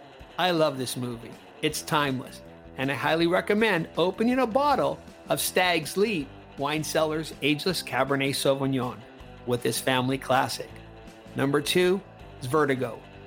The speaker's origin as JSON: {"language": "English", "town": "Los Angeles", "region": "California", "country": "United States", "tie": "born or raised there", "moved": "as an adult", "lives_now": "London, United Kingdom", "said": "I am in LA though, my hometown, for Christmas and New Year's Eve."}